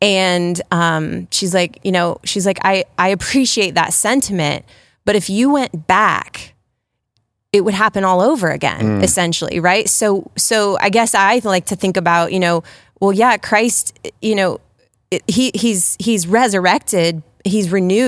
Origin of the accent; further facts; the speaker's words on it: Worthington, United States; So, well, the big piece is we're both from Worthington, born and raised